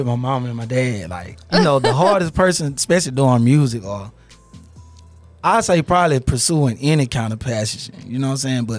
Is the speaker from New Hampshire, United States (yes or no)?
no; Meridian, Mississippi, United States; moved away; In Mississippi, Meridian, Mississippi.